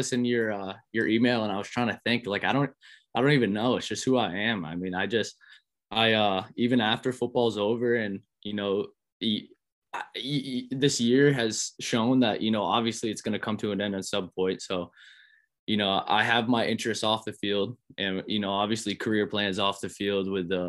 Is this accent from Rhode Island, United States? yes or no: yes; Providence, Rhode Island, United States; coming back to my hometown and running routes with these guys in Providence and setting a culture of competition in this state.